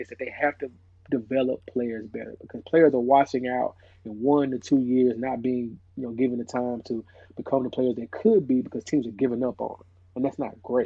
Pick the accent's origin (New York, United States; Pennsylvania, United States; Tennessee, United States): Tennessee, United States; Nashville; growing up in Nashville, uh, Tennessee